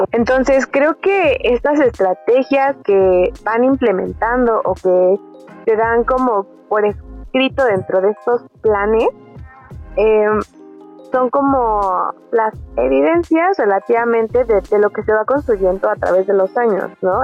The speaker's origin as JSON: {"language": "Spanish", "country": "Mexico", "said": "para nosotros como mexicanos"}